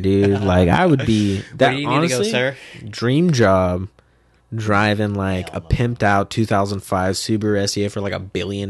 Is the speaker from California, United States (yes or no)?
yes; Modesto, California, United States; oh, dude, I'm from Modesto, baby.